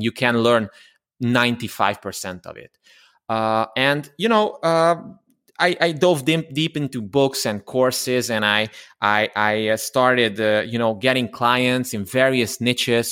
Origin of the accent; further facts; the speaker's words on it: Transylvania, Romania; English is a second language; I'm from Romania, uh, originally from Transylvania, although I'm a Hungarian. And, um, I, I studied there, I grew up there